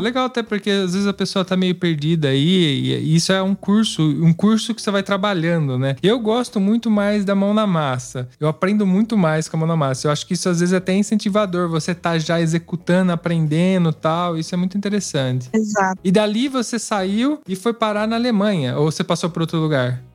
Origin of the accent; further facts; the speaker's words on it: Brazil; moved away as an adult; now in Italy; a gente vem do Brasil